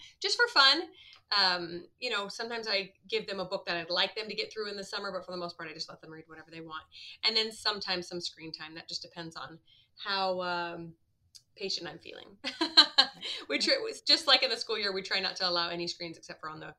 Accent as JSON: {"language": "English", "region": "Midwest", "country": "United States", "tie": "born or raised there", "said": "I grew up in the Midwest"}